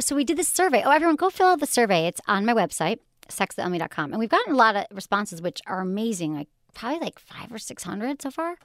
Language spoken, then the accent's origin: English; Michigan, United States; accent: Michigan; my Michigan accent